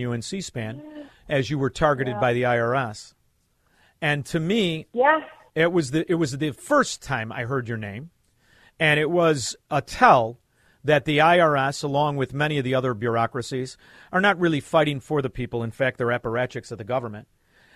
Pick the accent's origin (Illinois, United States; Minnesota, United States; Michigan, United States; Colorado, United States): Illinois, United States; Chicago; I grew up in Chicago, Illinois.